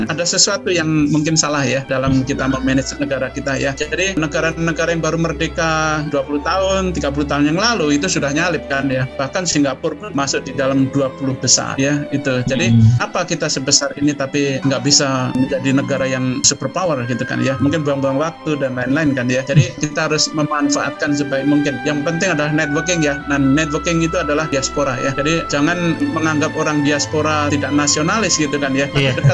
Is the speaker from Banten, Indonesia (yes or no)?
no; Solo, Central Java, Indonesia; Jadi saya tetap juga kenapa saya pilih eh, UNS ya karena saya dibesarkan di Solo ya.